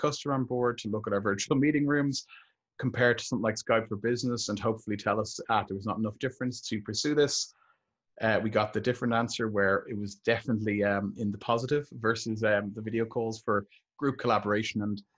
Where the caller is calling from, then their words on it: Dublin, Leinster, Ireland; So I'm calling here from Dublin today